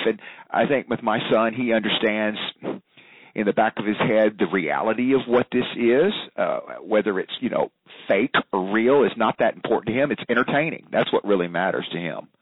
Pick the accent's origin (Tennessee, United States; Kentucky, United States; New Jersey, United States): Tennessee, United States; Memphis; growing up in Memphis, Tennessee